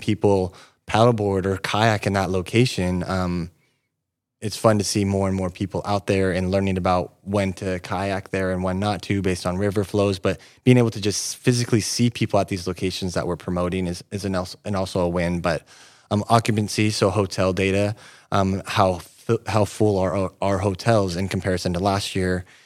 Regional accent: Yreka, California, United States; moved away as an adult; now in Redding, United States; I grew up in Wairika, um, eighteen years living there.

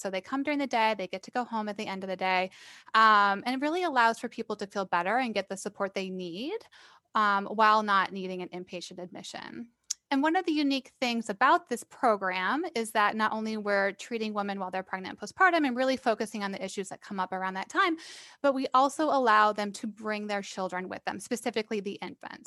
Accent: Iowa, United States; moved away as an adult; So I am actually from Iowa. I grew up there.

